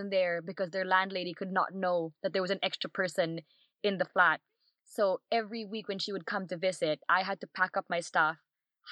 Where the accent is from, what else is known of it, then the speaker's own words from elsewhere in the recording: Philippines; moved away as an adult; also born or lived in Barcelona; now in London, United Kingdom; born and raised in the Philippines, spent most of my life there